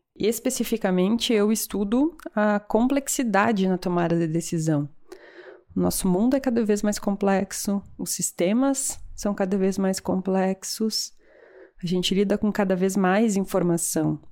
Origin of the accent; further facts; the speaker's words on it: Brazil; moved away as an adult; eu, enquanto brasileira